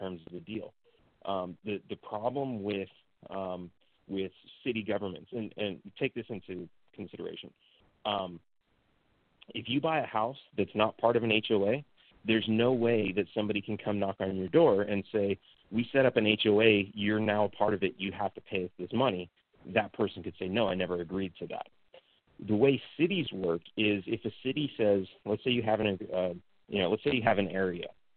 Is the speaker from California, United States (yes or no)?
yes; California, United States; moved away as an adult; also born or lived in Texas; now in Mexico; Growing up in California